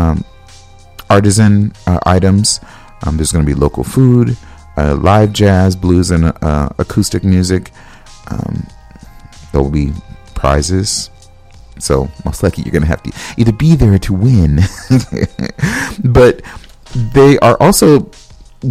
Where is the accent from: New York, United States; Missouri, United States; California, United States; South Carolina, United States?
California, United States; now in Minnesota, United States; I'm from California